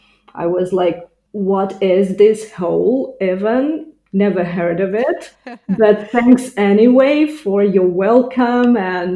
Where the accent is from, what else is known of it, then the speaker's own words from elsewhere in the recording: Ukraine; first language Russian; English is a second language; moved away as an adult; also born or lived in Italy; now in Dessau, Germany; I'm originally from Ukraine. Now I live in Dessau, that's central eastern Germany, around 100 kilometers from Berlin. And it's not my first country where I'm living abroad.